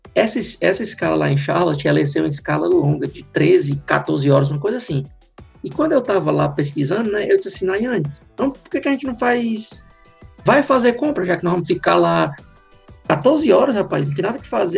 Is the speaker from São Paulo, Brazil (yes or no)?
no; Fortaleza, Ceará, Brazil; moved away as an adult; now in Ireland; eu sou lá de Fortaleza